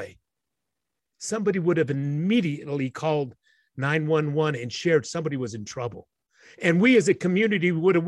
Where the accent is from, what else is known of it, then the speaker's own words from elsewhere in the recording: Utah, United States; I was born here, raised here.